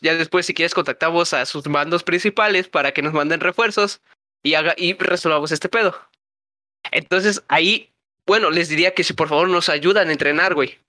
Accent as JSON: {"language": "Spanish", "country": "Mexico", "said": "somos mexicanos"}